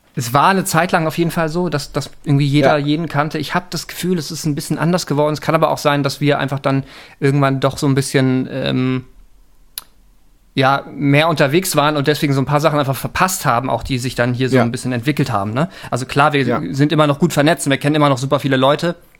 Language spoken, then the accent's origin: German; Hamburg, Germany; Ich bin in Hamburg geboren